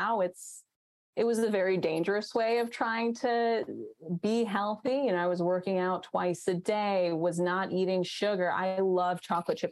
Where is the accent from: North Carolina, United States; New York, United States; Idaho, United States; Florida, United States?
New York, United States; New York City; I grew up in Queens